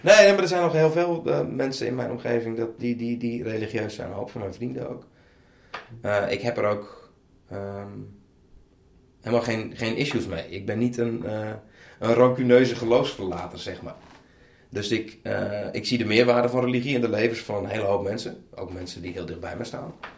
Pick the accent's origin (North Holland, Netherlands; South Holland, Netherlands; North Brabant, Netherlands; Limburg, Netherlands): South Holland, Netherlands; Bleskensgraaf; Dus dat is een net iets groter dorp, uh, een dorp dan waar ik vandaan kwam.